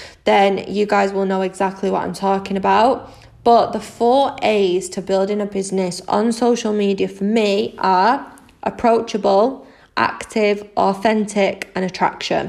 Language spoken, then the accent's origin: English; Manchester, North West England, United Kingdom; I'm 25 from Manchester in the UK